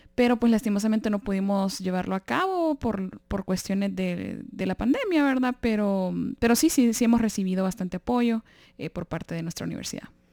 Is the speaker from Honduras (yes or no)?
yes; Honduras; moved away; de Honduras